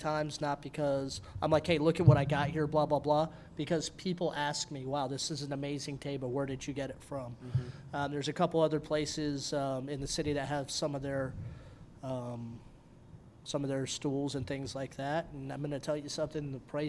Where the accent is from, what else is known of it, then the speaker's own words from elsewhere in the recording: Woodbridge, Virginia, United States; I'm from Woodbridge.